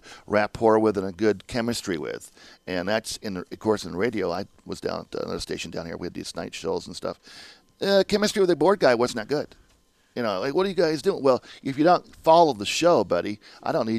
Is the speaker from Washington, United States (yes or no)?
yes; Olympia, Washington, United States; moved away as an adult; now in Las Vegas, United States; I'm from the Pacific Northwest, Olympia, Washington.